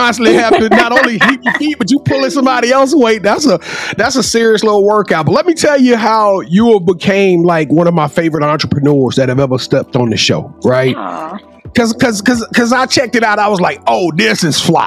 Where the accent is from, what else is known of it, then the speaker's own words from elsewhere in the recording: Louisiana, United States; I'm from Louisiana